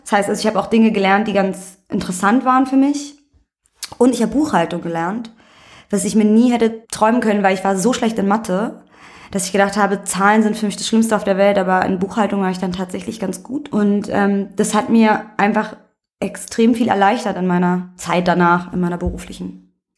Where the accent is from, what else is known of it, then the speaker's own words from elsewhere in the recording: Berlin, Germany; also born or lived in Vienna, Austria; bin aber mit einem Jahr nach Berlin gekommen und für mich existiert dieses eine Jahr nicht, deswegen ich bin Berlinerin